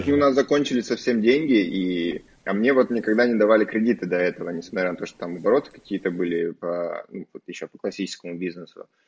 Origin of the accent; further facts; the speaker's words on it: Barnaul, Altai Krai, Russia; в Барнауле, откуда я родом.